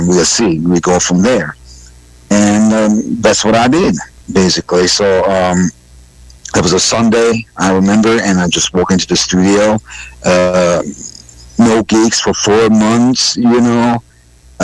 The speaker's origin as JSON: {"language": "English", "region": "Budapest", "country": "Hungary", "tie": "born or raised there", "also_born_or_lived": "Birmingham, Alabama", "second_language": "English", "moved": "as an adult", "lives_now": "United States", "said": "I was born and raised in Budapest, Hungary"}